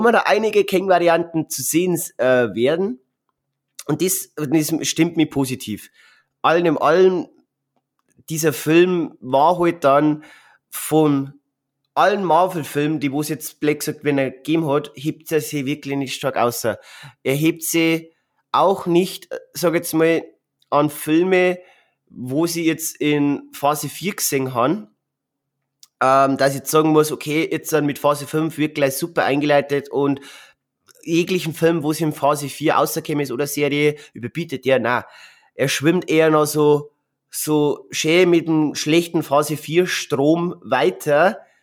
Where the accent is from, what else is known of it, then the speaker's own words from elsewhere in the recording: Bavaria, Germany; bei uns in Bayern